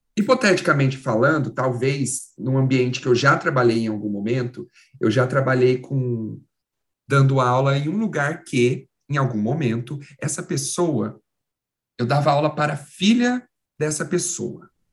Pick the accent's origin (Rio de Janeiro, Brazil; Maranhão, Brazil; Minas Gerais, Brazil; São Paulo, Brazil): São Paulo, Brazil; Caçapava; minha cidade lá no interior, que é Caçapava